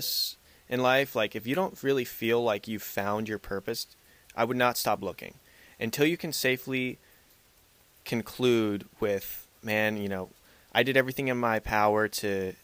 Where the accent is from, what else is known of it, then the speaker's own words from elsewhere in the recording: Boston, Massachusetts, United States; moved away; also born or lived in Georgia / North Carolina; I grew up in Boston, and I lived in Georgia for a year, and I've lived in North Carolina